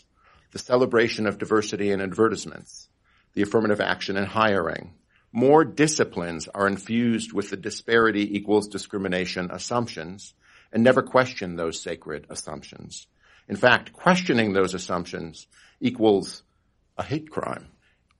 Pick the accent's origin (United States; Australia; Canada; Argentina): United States; Wisconsin; in my home state of Wisconsin